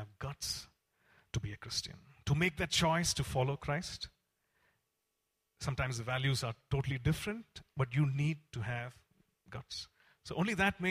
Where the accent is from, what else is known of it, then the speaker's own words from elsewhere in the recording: Coimbatore, Tamil Nadu, India; I come from Coimbatore, and we have this CSI church there